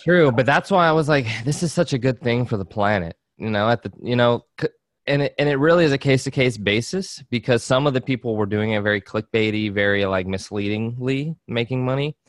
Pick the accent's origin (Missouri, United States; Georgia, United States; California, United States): Georgia, United States; I grew up in Georgia